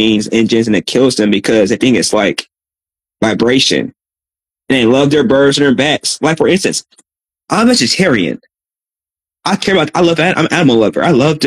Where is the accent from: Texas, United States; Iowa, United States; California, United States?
Texas, United States; Austin; I'm from Austin, Texas